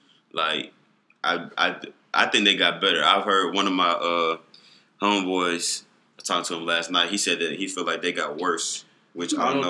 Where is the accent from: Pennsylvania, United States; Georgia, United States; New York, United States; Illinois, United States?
Georgia, United States; Atlanta; I'm from Atlanta